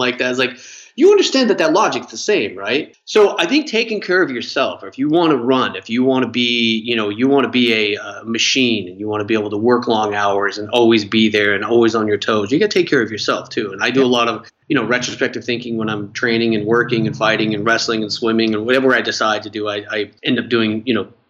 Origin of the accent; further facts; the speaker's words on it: Wyoming, United States; growing up in Wyoming